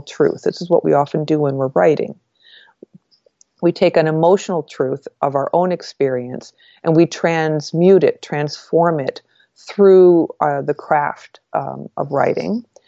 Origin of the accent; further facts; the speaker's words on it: northern New York, United States; moved away as an adult; also born or lived in Washington, D.C.; they drove me from northern New York to Washington, D.C. for this college